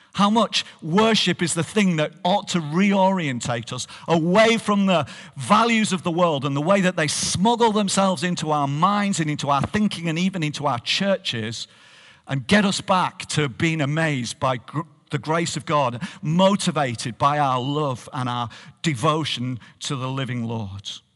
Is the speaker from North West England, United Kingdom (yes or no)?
yes; Barrow-in-Furness, North West England, United Kingdom; moved away as an adult; now in Hartlepool, United Kingdom; I am a, a Barovian. I am from here, and, uh, I grew up in this church.